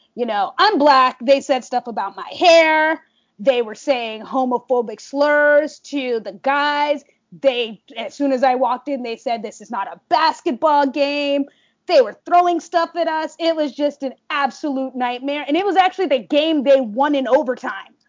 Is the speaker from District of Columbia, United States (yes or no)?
yes; Washington, District of Columbia, United States; moved away as an adult; now in New York, United States; I am from Southwest DC, born and raised